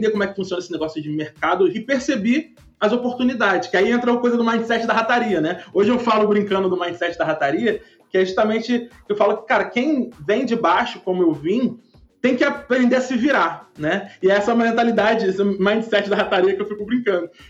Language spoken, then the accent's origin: Portuguese; Rio de Janeiro, Brazil; Eu sou um cara muito improvável porque eu sou nascido e criado numa favela no Rio, né?